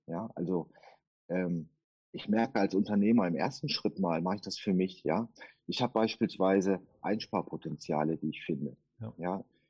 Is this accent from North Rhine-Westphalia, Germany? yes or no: yes; Duisburg, North Rhine-Westphalia, Germany; ich komme aus Duisburg